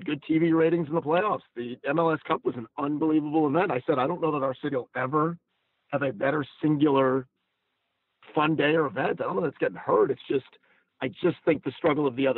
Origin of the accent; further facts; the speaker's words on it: Atlanta, Georgia, United States; my hometown, in my city. Atlanta means a lot to me